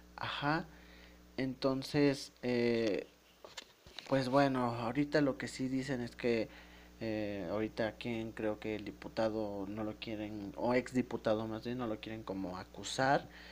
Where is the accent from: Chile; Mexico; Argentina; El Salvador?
Mexico; los mexicanos